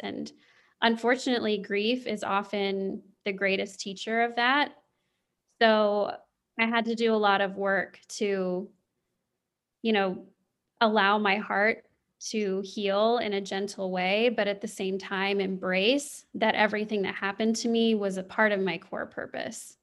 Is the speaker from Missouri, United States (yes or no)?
yes; Kansas City, Missouri, United States; I grew up in the Midwest. I grew up in the Kansas City area